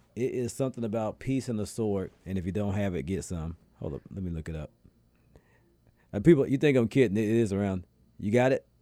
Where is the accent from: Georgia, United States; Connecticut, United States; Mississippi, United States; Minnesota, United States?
Georgia, United States; Atlanta; where I'm from in Atlanta